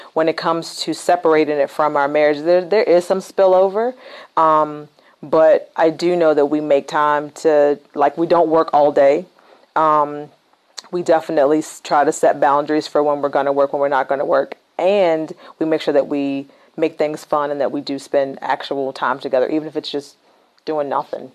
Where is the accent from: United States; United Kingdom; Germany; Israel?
United States; Rustburg, Virginia; I was born and raised in Virginia. Mm-hmm. Um, the little town I grew up in is called Rustburg